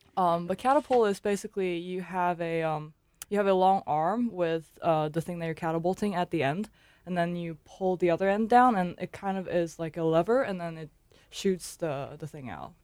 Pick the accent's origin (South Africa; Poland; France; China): China; moved away; also born or lived in Shanghai; I'm originally from China. Uh, my hometown is a little away from Shanghai, but I got, went to school in Shanghai.